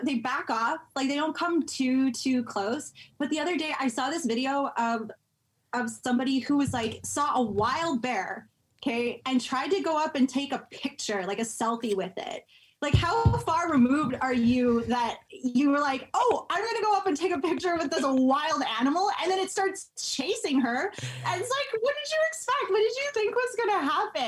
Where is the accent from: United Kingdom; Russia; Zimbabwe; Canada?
Canada; Calgary, Alberta; also born or lived in Vancouver, Canada; now in Toronto, Canada; I grew up in Calgary